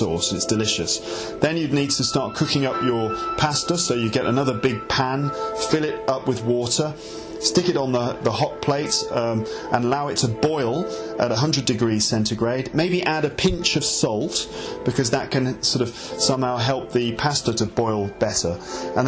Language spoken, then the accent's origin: English; England, United Kingdom; I'm really English